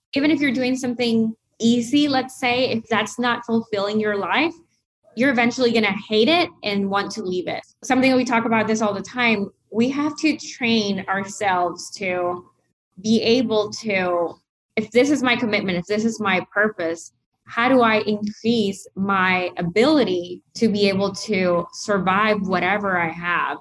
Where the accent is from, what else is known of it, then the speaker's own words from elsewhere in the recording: Nicaragua; moved away; also born or lived in United States; growing up in Nicaragua